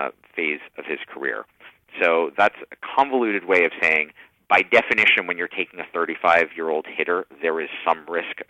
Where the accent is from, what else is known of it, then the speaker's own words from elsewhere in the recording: Canada; I'm also Canadian.